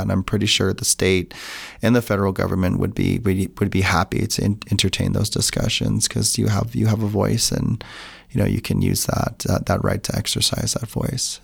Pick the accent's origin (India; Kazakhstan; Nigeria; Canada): Canada; Tsuut'ina Nation, Southern Alberta; now in Utah, United States; I'm from Sutana Nation, which is located in Treaty Seven territory. also known as Southern Alberta